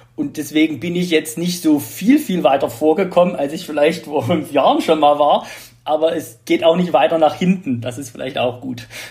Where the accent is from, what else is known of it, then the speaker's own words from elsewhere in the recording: Radebeul, Saxony, Germany; ich komme aus Radebeul, wohne auch noch in Radebeul